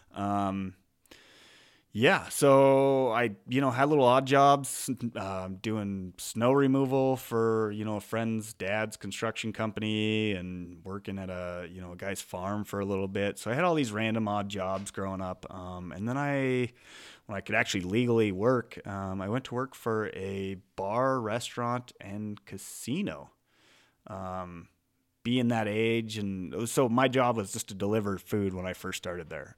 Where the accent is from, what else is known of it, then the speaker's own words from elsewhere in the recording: eastern Montana, United States; also born or lived in Idaho; I grew up in Montana